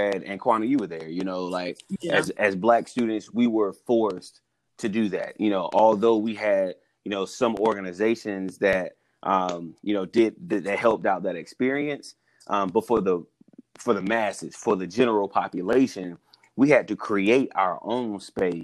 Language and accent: English; South Carolina, United States; Born and raised in the South, in South Carolina